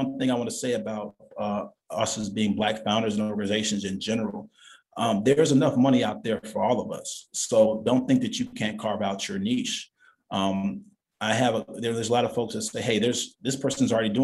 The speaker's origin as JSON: {"language": "English", "town": "Chicago", "region": "Illinois", "country": "United States", "also_born_or_lived": "Los Angeles / New York", "said": "I'm a Chicagoan to Chicagoans"}